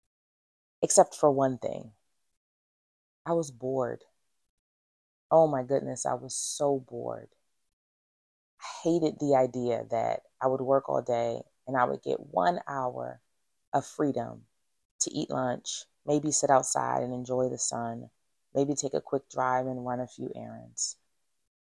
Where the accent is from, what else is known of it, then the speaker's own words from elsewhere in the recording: Philadelphia, Pennsylvania, United States; I am originally from West Philadelphia, and like many people who grew up in my neighborhood, we did not have a lot of money